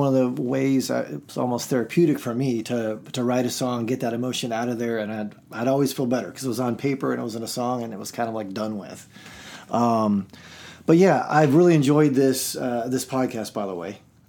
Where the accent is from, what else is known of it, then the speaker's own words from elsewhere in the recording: Nicosia, Nicosia District, Cyprus; born there; So I grew up Church of Christ. I grew up on the mission field. I was born in Nicosia, Cyprus.